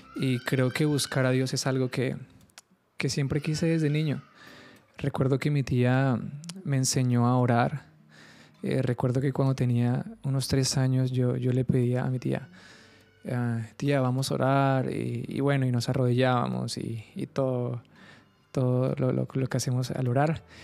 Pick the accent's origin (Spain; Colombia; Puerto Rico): Colombia; Carmen de Bolívar, Bolívar; moved away as an adult; also born or lived in Bogotá; now in Cartagena, Colombia; yo nací en Bogotá, eh, me crié en un pueblo que se llama Carmen de Bolívar